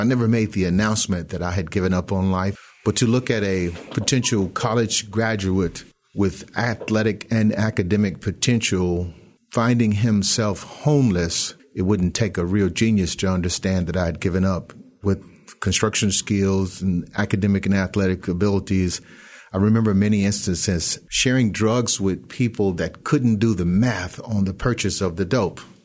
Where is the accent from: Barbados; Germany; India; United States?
United States; Millington, Tennessee; Born and raised in Millington, Tennessee